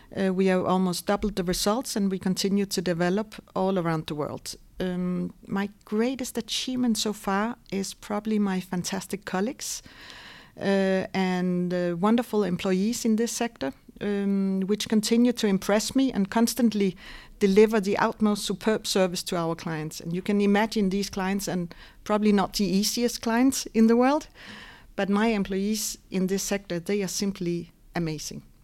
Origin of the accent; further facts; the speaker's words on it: Denmark; moved away as an adult; now in Luxembourg; I was born and raised in Denmark